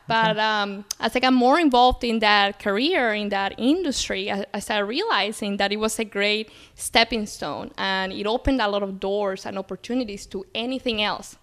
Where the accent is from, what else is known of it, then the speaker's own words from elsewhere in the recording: Louisville, Kentucky, United States; moved away as an adult; also born or lived in Colombia; now in Chicago, United States; I grew up in the city of Louisville, Kentucky